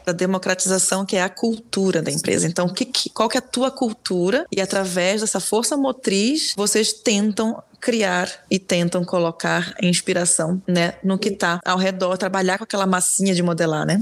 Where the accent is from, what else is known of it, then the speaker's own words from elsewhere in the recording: Belém, Pará, Brazil; moved away; eu nasci em Belém e lá é diferente